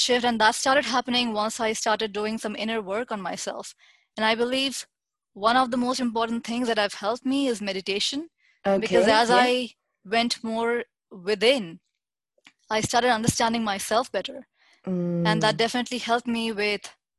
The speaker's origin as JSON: {"language": "English", "town": "New Delhi", "region": "Delhi", "country": "India", "tie": "born or raised there", "said": "I'm born and brought up in India, New Delhi"}